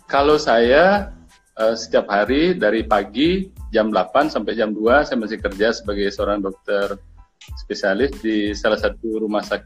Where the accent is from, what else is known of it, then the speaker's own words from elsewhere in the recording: Kintamani, Bali, Indonesia; Kalau saya latar belakang eh, asalnya dari Kintamani Pak, udara dingin.